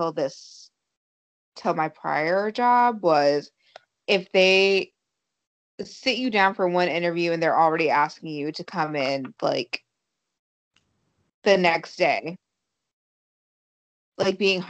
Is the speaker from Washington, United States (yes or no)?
no; South Carolina, United States; moved away as an adult; now in Boston, United States; I'm from South